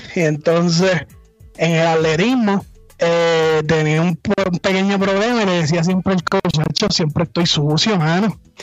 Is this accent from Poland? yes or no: no; San Germán, Puerto Rico; A los cinco años, si no me equivoco, mi papá me llevó a una escuela de taekwondo en mi pueblo, en San Germán, allá en Puerto Rico